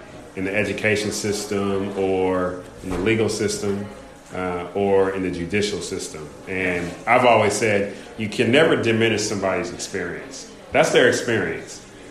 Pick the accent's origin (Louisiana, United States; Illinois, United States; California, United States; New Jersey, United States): California, United States; moved away as an adult; also born or lived in Kentucky, Louisville area; So I grew up in Kentucky, then moved to California, grew up there